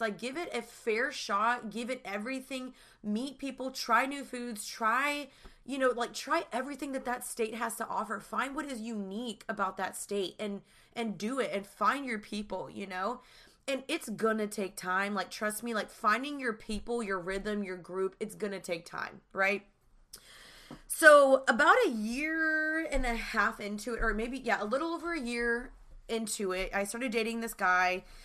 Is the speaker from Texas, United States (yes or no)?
yes; Dallas, Texas, United States; moved away as an adult; also born or lived in Austin; now in Los Angeles, United States; I'm originally from Dallas, and I moved to L A three years ago